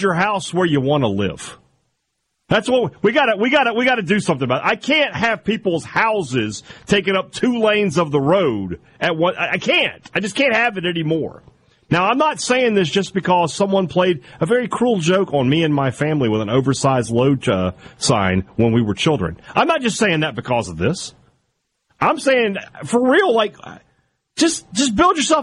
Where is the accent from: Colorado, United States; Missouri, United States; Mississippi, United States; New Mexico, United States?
Mississippi, United States; Vicksburg; now in Starkville, United States; I grew up in Vicksburg